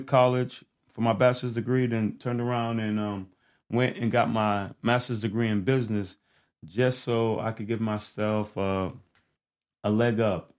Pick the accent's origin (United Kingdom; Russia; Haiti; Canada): Haiti; moved away; also born or lived in Miami, Florida; I was born in in Haiti.